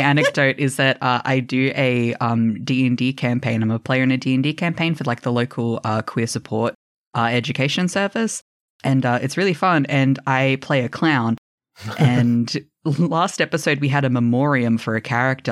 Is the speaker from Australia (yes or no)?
yes; Australia; I'm Australian